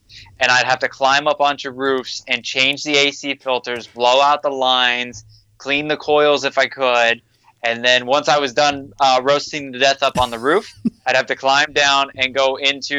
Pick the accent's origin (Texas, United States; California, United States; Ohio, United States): Ohio, United States; Warren; moved away as an adult; now in Florida, United States; I was born and raised in Ohio, Northeast Ohio